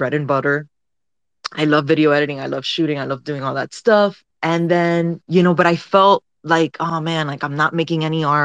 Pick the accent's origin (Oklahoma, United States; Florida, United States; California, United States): Florida, United States; Miami; moved away; also born or lived in London / New York / Los Angeles; I'm originally from Miami